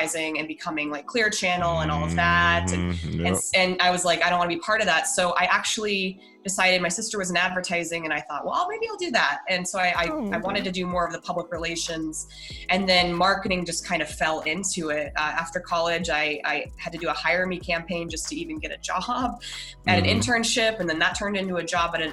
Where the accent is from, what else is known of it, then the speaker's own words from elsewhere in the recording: Denver, Colorado, United States; I'm from Denver originally.